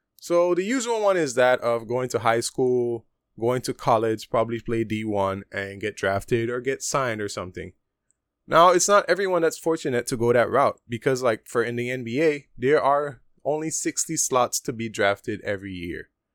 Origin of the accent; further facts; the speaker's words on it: Punta Gorda, Toledo District, Belize; moved away as an adult; now in Taiwan; P G, which is my hometown, Punta Gorda